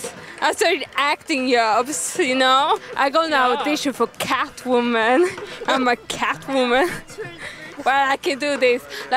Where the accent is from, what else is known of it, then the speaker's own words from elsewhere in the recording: Sweden; now in United States; I'm from Sweden.